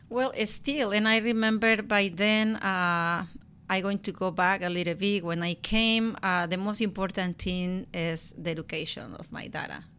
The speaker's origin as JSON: {"language": "English", "region": "Guerrero", "country": "Mexico", "tie": "born or raised there", "second_language": "English", "moved": "as an adult", "lives_now": "Washington, United States", "said": "I was born and raised in Mexico, in Guerrero State"}